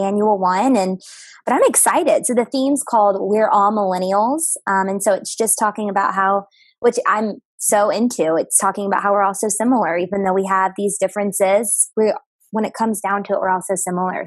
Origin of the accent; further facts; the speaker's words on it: Texarkana, Texas, United States; moved away as an adult; also born or lived in New Orleans, Louisiana / Nashville, Tennessee; now in Chicago, United States; So I'm from a place called Texarkana, and it's on the border of Texas and Arkansas. So that's where I grew up